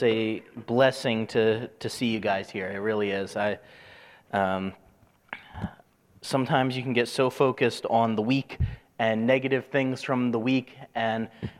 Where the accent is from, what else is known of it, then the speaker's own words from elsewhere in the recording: New Jersey, United States; growing up in New Jersey